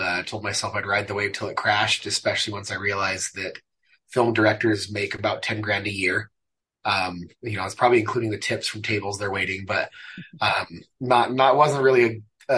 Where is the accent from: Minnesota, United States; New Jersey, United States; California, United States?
California, United States; San Bernardino; moved away as an adult; also born or lived in Mexico City, Mexico; now in Utah, United States; I grew up in Southern California, San Bernardino